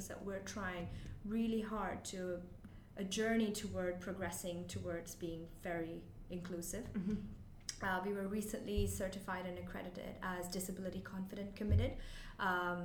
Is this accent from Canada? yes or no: no; India; moved away as an adult; also born or lived in Kent, United Kingdom; now in United Kingdom; So I'm originally from India. Mm-hmm. I've lived and grown up there my whole life